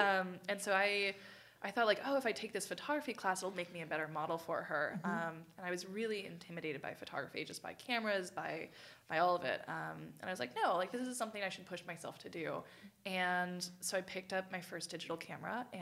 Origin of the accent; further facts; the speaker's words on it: Chico, California, United States; also born or lived in Paradise, California; Came here when I was 3 years old to Paradise, California.